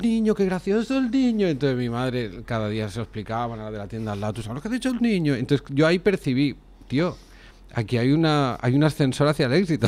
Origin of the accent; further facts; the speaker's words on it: Cardona, Catalonia, Spain; en, mi pueblo, en Cardona